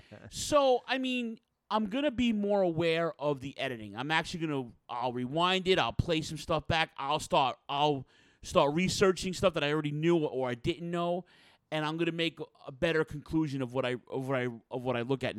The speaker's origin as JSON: {"language": "English", "town": "New York City", "region": "New York", "country": "United States", "tie": "born or raised there", "said": "I like guys from my area. I grew up in Queens. I grew up about 20 minutes from where he grew up."}